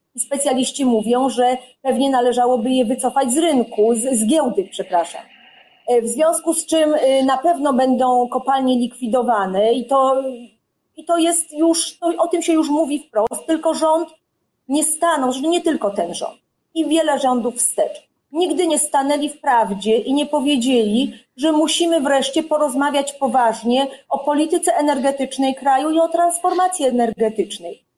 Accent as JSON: {"language": "Polish", "region": "Silesian Voivodeship", "country": "Poland", "said": "jestem ze Śląska"}